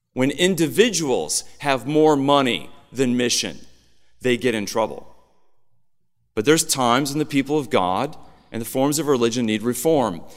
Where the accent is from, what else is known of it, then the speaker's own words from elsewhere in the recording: Illinois, United States; I grew up in Illinois